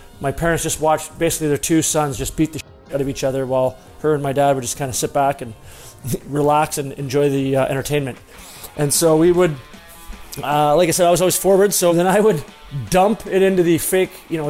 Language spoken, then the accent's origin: English; Dryden, Ontario, Canada; Dryden, Ontario, Canada. I grew up in Dryden.